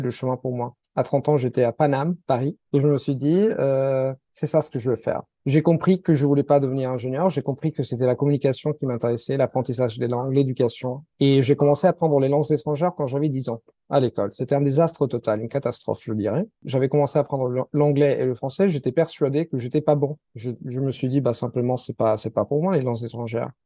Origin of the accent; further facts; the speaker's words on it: Italy; first language Italian; French is a second language; je suis italien.